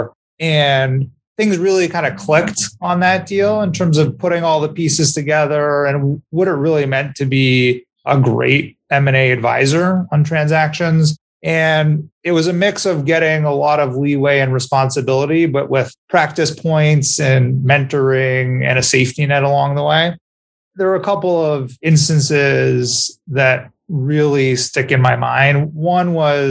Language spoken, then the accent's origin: English; Montreal, Quebec, Canada; moved away as an adult; also born or lived in Ann Arbor, Michigan / Chicago / New York; I grew up in Montreal and I stayed through university there